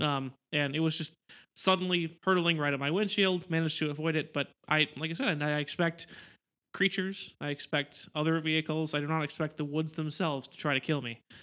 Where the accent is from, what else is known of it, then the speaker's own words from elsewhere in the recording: Wisconsin, United States; we are from Wisconsin